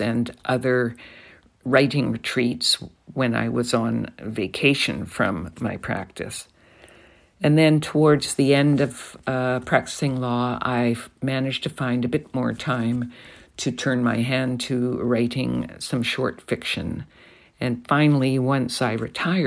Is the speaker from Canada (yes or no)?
yes; Alberta, Canada; now in British Columbia, Canada; I did try to ride horses when I was growing up in Alberta